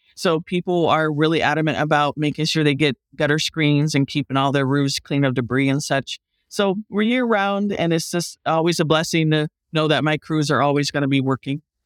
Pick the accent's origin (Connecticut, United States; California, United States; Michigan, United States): California, United States; Lake County; also born or lived in Bay Area, California; I grew up in the country